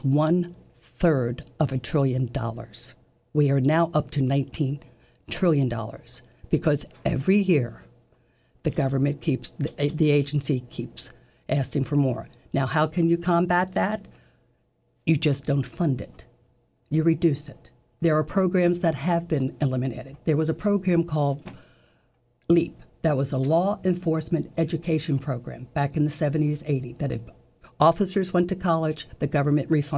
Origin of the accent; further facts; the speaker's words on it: Washington, United States; moved away as an adult; also born or lived in Jacksonville, Florida; now in Florida, United States; I'm actually from Washington. I've lived here for 19 years